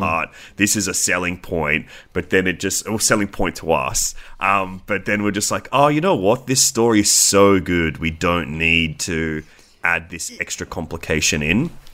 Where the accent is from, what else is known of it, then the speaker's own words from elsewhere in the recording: Australia; we are Australian